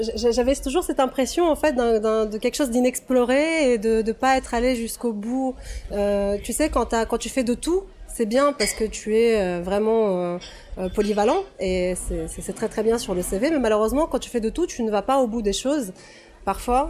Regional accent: Russia; now in France; je suis née en Russie soviétique, j'ai grandi en Russie post-soviétique

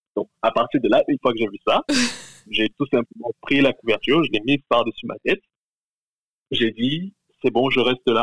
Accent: Cameroon; je suis originaire du Cameroun

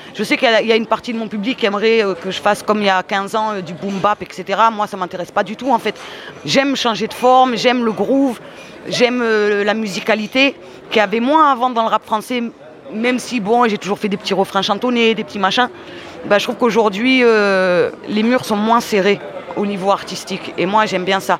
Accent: Marseille, Provence-Alpes-Côte d'Azur, France; j'ai grandi à Marseille

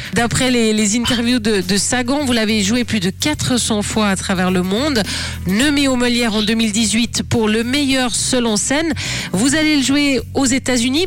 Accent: Switzerland; chez nous en Suisse

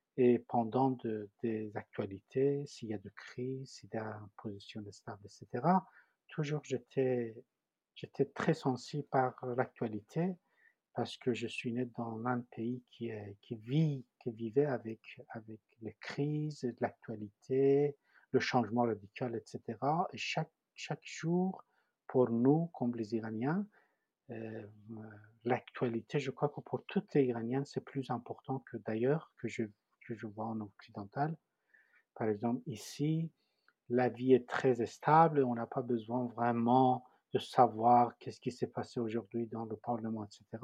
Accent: Tehran, Tehran Province, Iran; French is a second language; moved away as an adult; also born or lived in Paris, France; now in France; Je viens de Téhéran, la capitale d'Iran

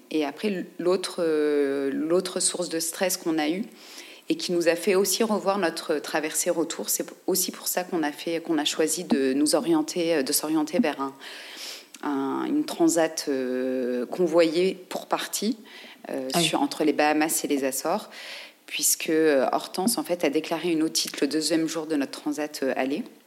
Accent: France; en tant que navigateur français

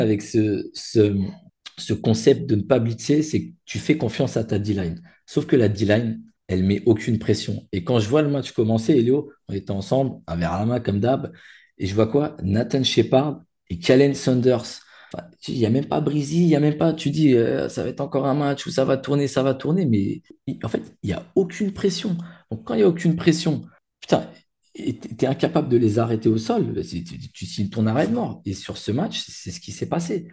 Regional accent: Paris, Île-de-France, France; chez moi, à Porte de Saint-Ouen.

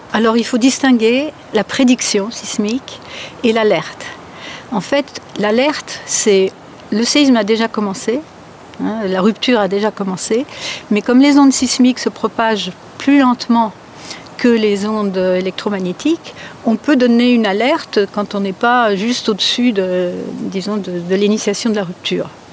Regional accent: France; moved away as an adult; now in California, United States; j'ai grandi en France

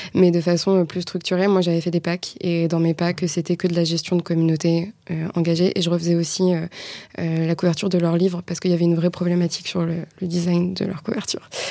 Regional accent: Le Ménil-Vigot, Normandy, France; moved away as an adult; now in Rennes, France; j'ai longtemps vécu en Normandie, d'où je suis originaire. Donc je viens d'un tout petit village qui s'appelle Le Ménilvigo.

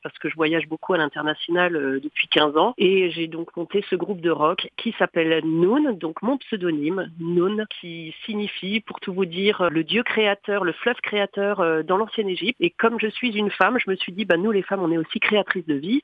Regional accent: Bruche valley, Alsace, Grand Est, France; moved away as an adult; now in Paris, France; je suis alsacienne, j'ai grandi dans la vallée de la Bruche et ça fait 16 ans que je suis montée maintenant à Paris

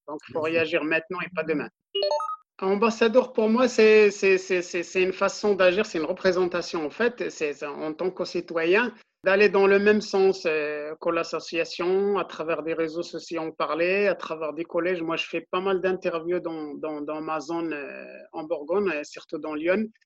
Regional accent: Morocco; now in Auxerre, France; je suis originaire du Maroc dans un petit village euh, qui s'appelle Bzouk, dans le Moyen Atlas euh, du Maroc, donc à 100 km de Marrakech.

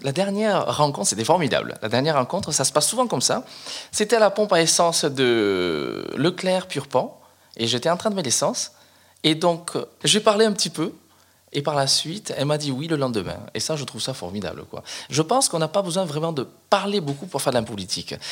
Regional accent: Cambodia; now in France; là d'où je viens, exactement, ça s'appelle le Cambodge

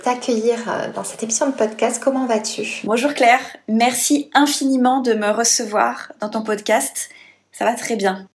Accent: Grenoble, Auvergne-Rhône-Alpes, France; moved away; also born or lived in Paris; je suis grenobloise de naissance et donc j'ai passé autant de temps au conservatoire de Grenoble et à l'école de musique de la ville d'à côté que à l'école, au primaire, au collège et au lycée

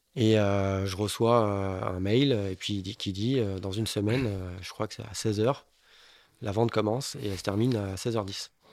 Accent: Bordeaux, Nouvelle-Aquitaine, France; Je suis bordelais dans l'âme

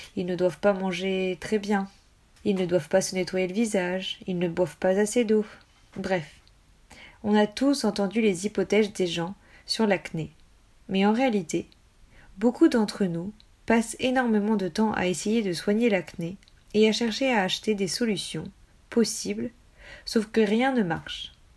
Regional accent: United States; je suis américaine

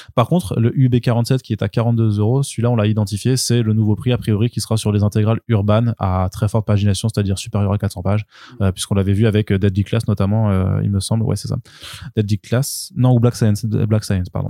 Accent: France; en tant que Français

